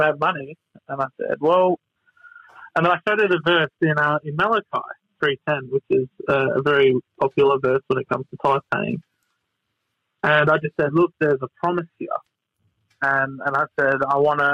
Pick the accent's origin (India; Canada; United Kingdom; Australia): Australia; Victoria; moved away; I'm originally from Victoria